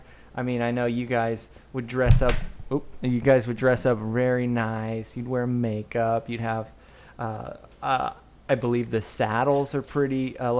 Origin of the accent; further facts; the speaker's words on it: Woodland, California, United States; I grew up in Woodland, which is maybe like an hour away or less